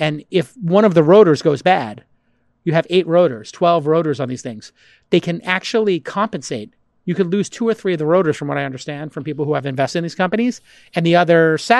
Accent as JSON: {"language": "English", "town": "Brooklyn", "region": "New York", "country": "United States", "tie": "born or raised there", "said": "Bay Ridge, Brooklyn. Wow. Yeah, that's where I grew up."}